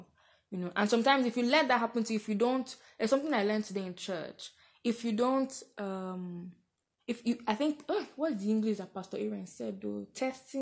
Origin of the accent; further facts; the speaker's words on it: Nigeria; being 21, being a Nigerian female.